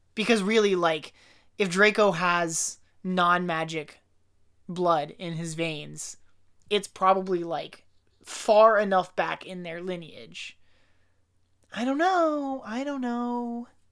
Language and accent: English; United States; being American